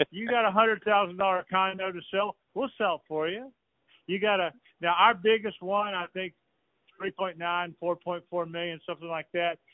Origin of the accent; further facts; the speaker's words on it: Atlanta, Georgia, United States; I'm a Southerner from Atlanta, Georgia